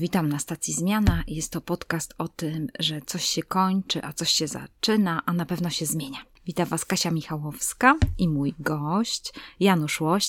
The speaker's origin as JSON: {"language": "Polish", "area": "Tricity", "region": "Pomeranian Voivodeship", "country": "Poland", "said": "My z Trójmiasta"}